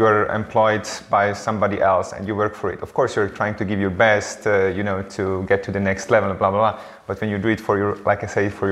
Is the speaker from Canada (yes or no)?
no; Eastern Switzerland, Switzerland; I was born in Switzerland and grew up always here in the eastern part of Switzerland